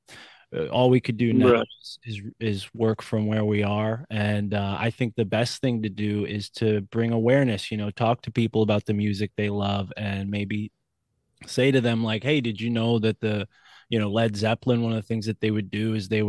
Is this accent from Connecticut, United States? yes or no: yes; New Haven, Connecticut, United States; I'm right near the Massachusetts border, but I'm from the New Haven area